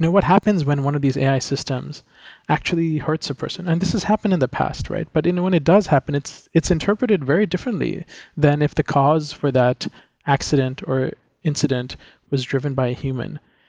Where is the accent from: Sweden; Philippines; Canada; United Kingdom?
Philippines; now in New York, United States; I grew up in the Philippines, but I had a lot of exposure to the US and other countries. I grew up in an international environment, and I went to college at MIT in Cambridge, in Massachusetts.